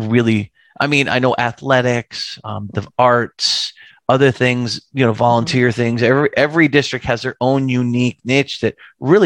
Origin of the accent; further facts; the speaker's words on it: Connecticut, United States; moved away; I grew up in the Northeast. I'm a Yankee, right? Grew up in Connecticut